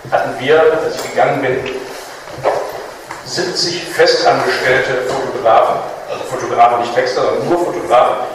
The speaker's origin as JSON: {"language": "German", "town": "Kettwig", "region": "North Rhine-Westphalia", "country": "Germany", "tie": "born or raised there", "said": "Ich bin in Kettwig geboren und aufgewachsen. Papa war bei der Freiwilligen Feuerwehr."}